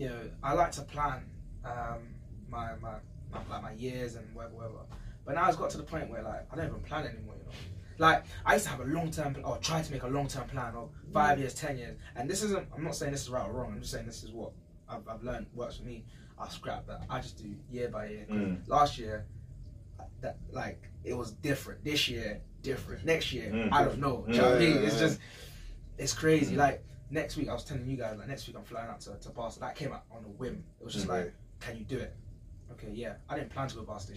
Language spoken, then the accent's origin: English; London, United Kingdom; I grew up in East London, not in the best of areas by any means